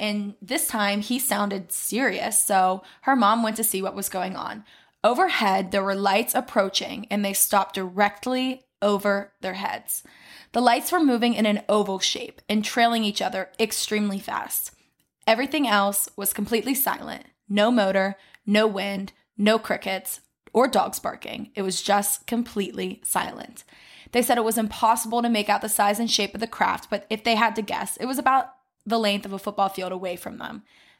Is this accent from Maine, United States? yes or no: no; Ohio, United States; I went there my freshman year of college. I grew up in Ohio. Can you even believe my parents lived in San Diego and chose to raise me in Ohio?